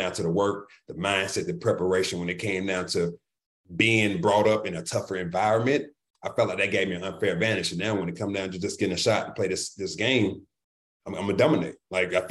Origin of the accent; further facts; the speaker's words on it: Atlanta, Georgia, United States; I grew up born and raised in Southwest Atlanta, Georgia